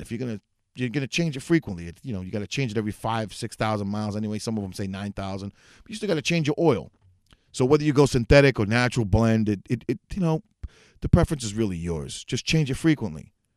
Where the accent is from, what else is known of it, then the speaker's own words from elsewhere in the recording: New York City, New York, United States; moved away as an adult; also born or lived in Northeast Bronx; now in Orange County, New York, United States; I'm originally from New York City, but I moved about an hour and a half out in a suburb of the city up north, Orange County